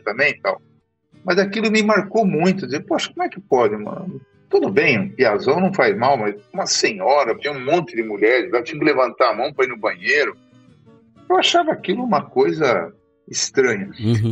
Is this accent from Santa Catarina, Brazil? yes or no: no; Curitiba, Paraná, Brazil; moved away as an adult; also born or lived in São Miguel do Iguaçu, Paraná; now in Mato Grosso, Brazil; eu sou nascido em Curitiba, no Paraná, há sessenta e quatro anos atrás